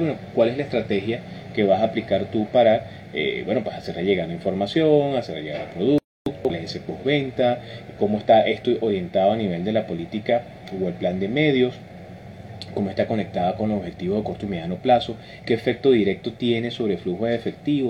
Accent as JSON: {"language": "Spanish", "country": "Venezuela", "said": "somos venezolanos"}